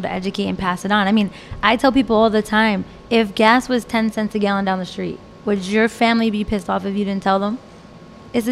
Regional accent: New Jersey, United States; also born or lived in Florida; I moved back to Jersey where I grew up

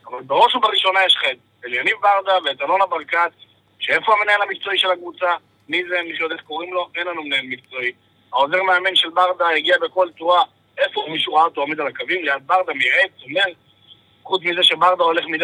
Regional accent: Beersheba, Southern District, Israel; now in Krayot, Israel; אני צפוני במקור, ואני באר שבעי במקור, אבל

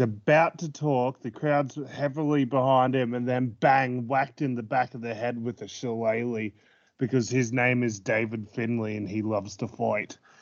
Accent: Australia; I'm too Filipino for the, when I'm in Australia

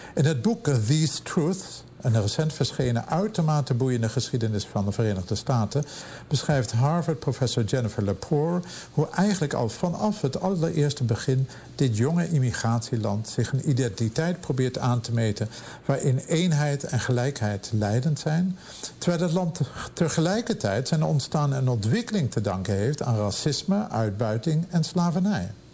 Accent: Amsterdam, North Holland, Netherlands; moved away as an adult; now in Pittsburgh, United States; bij ons in Amsterdam

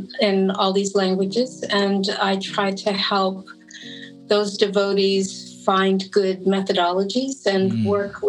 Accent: Toronto, Ontario, Canada; I'm from Toronto, and I joined there in 1975

